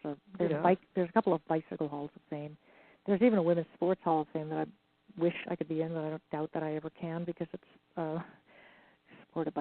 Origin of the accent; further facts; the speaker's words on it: Ireland; I'm Irish